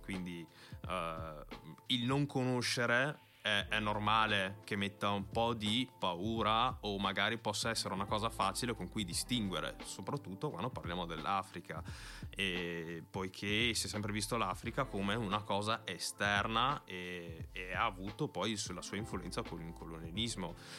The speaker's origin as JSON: {"language": "Italian", "town": "Verona", "region": "Veneto", "country": "Italy", "tie": "born or raised there", "said": "sono figlio di genitori ghanesi che sono venuti qua negli anni 90. Sono nato e cresciuto qui e, fa, sento, e mi sento veronese"}